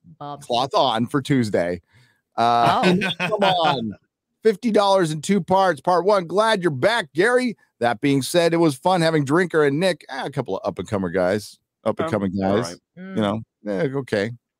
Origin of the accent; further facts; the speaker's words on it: Scotland, United Kingdom; I'm Scottish, so there you go.